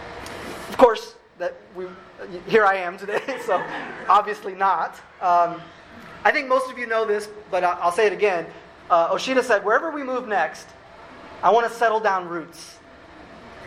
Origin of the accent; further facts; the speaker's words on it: Illinois, United States; moved away as an adult; also born or lived in New Orleans; now in St. Paul, United States; my hometown in Illinois, where I came to faith at 16